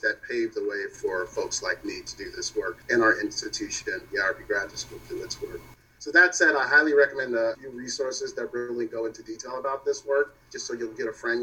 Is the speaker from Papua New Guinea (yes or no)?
no; Louisville, Kentucky, United States; moved away as an adult; also born or lived in Yellow Springs, Ohio / Seattle, Washington; now in New York City, United States; My journey to New York started in Louisville, of course, my hometown